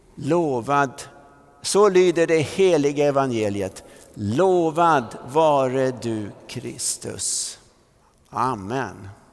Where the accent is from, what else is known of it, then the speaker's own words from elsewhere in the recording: Vallentuna, Stockholm County, Sweden; när vi flyttade från Centralvägen i Vallentuna upp till Tunavägen då bodde vi lite närmare Missionskyrkan